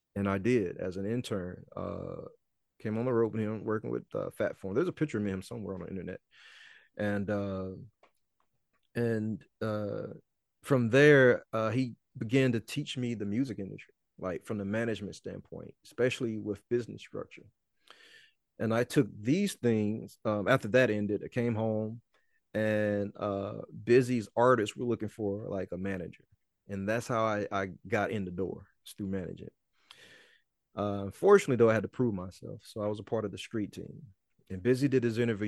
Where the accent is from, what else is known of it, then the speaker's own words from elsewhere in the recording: Mississippi, United States; Mississippi, my hometown